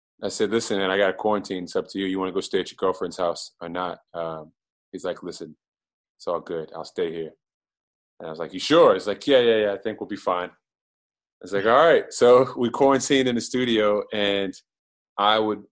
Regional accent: Prince George's County, Maryland, United States; I'm from Prince George's County, Maryland

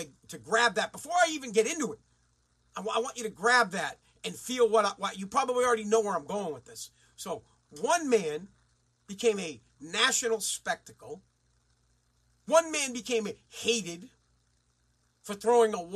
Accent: Massachusetts, United States; I'm from Mass

